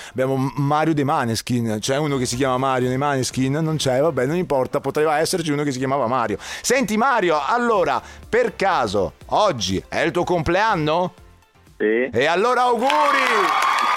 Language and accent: Italian; Palermo, Sicily, Italy; accent: Sicilian; now in Padua, Italy; Io sono di Palermo, ma vivo a Padova.